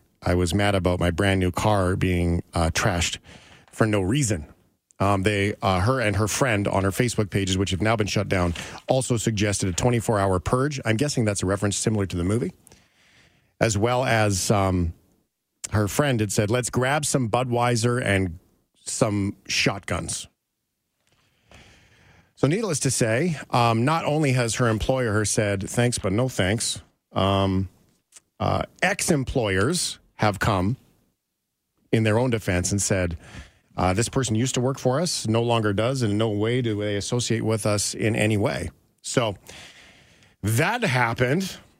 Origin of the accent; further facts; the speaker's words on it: Flin Flon, Manitoba, Canada; I was born in Flin Flon, Manitoba.